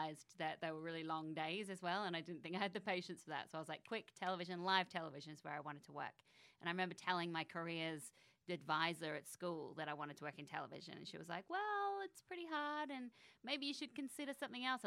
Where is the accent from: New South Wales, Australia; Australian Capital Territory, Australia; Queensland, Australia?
Australian Capital Territory, Australia; Canberra; moved away as an adult; also born or lived in Sydney; I grew up in Canberra, which is the capital of Australia